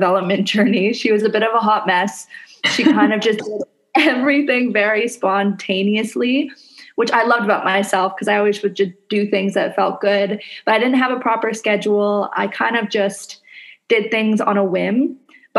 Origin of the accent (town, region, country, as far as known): Canada; now in Indonesia